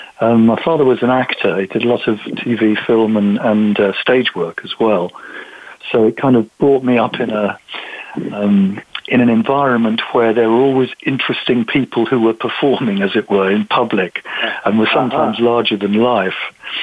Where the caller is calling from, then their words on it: South East England, United Kingdom; We're in a chilly, dark evening just outside London in the UK.